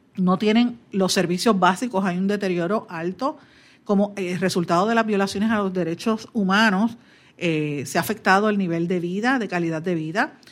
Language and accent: Spanish; Guaynabo, Puerto Rico; mi pueblo de Guaynabo